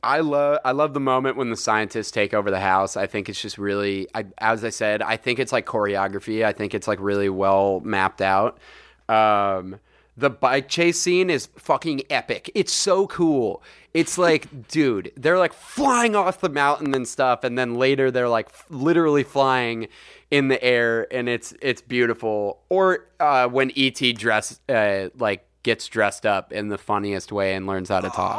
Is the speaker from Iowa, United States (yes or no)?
no; Saratoga, California, United States; where I grew up in Saratoga